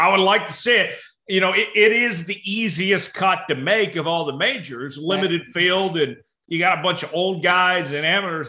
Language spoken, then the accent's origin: English; Tulsa, Oklahoma, United States; moved away; my hometown of Tulsa